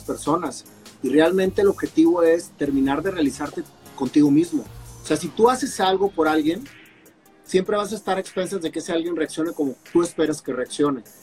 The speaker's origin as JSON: {"language": "Spanish", "town": "Monterrey", "region": "Nuevo León", "country": "Mexico", "tie": "born or raised there", "said": "soy mexicano, nacido en Monterrey, Nuevo León, eh, con mucho orgullo"}